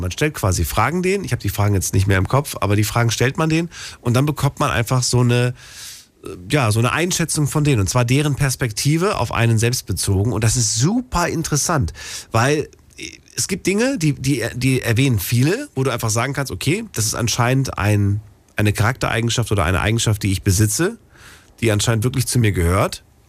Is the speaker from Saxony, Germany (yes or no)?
no; Frankfurt, Hesse, Germany; in Frankfurt, da bin ich ja groß geworden